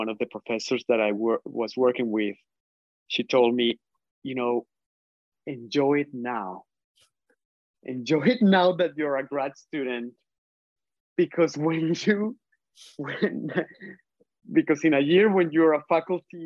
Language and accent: English; Colombia; English is a second language; moved away as an adult; also born or lived in Michigan, United States; now in United States; I am from Colombia, I'm from South America. I am Latinx. I have an accent. English is not my first language